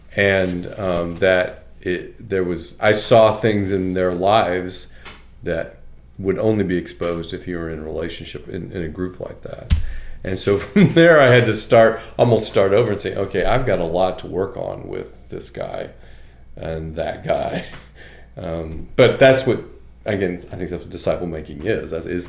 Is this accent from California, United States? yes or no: no; Chicago, Illinois, United States; because I'm from Chicago